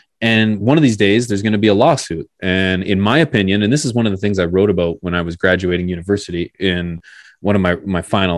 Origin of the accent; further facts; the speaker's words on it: Canada; I'm Canadian here.